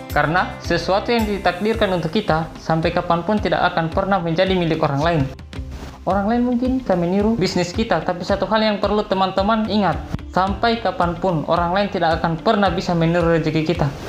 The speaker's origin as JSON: {"language": "Indonesian", "town": "Labulu-Bulu", "region": "Southeast Sulawesi", "country": "Indonesia", "said": "Saya berasal dari Desa Labulu-Bulu, Kecamatan Parigi, Kabupaten Muna, Sulawesi Tenggara."}